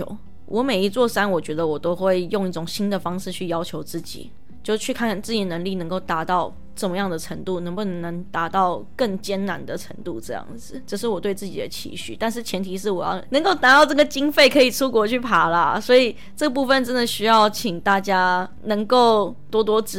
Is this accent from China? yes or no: no; Taiwan; 就像是我说，我们台湾人大部分都只知道登山就是健行，但其实登山不只是健行。